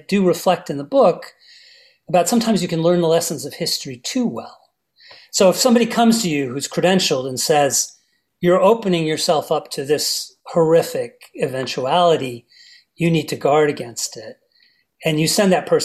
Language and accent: English; New Jersey, United States; as an American kid in a basement of a house in New Jersey